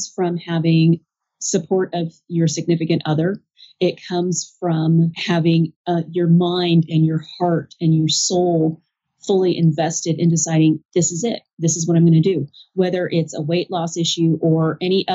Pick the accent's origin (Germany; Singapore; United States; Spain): United States; I'm an American